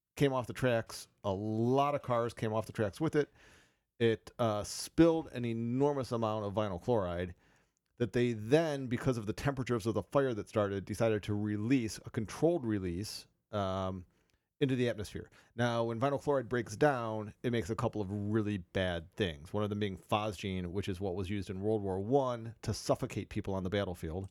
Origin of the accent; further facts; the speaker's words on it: Cleveland, Ohio, United States; I'm from Cleveland